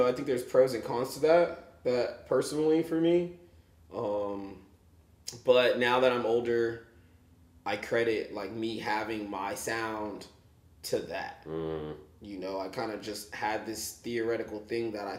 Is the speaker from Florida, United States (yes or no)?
no; Houston, Texas, United States; moved away as an adult; also born or lived in Los Angeles, California; now in Kansas City, United States; I grew up in Houston.